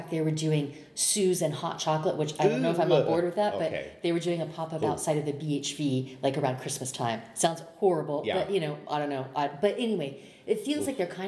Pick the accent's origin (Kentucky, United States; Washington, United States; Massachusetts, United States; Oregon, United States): Washington, United States; Seattle; I'm from Seattle